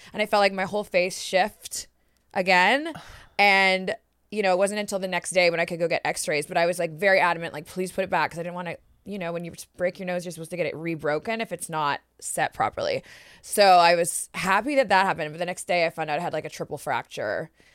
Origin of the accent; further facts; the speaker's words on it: Canada; moved away as an adult; also born or lived in Mexico City, Mexico; being Canadian